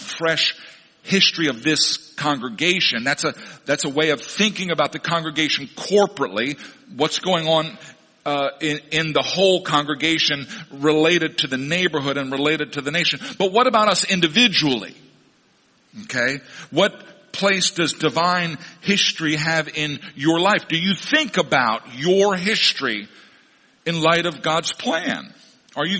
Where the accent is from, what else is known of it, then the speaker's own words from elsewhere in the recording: Missouri, United States; moved away; my hometown in Missouri.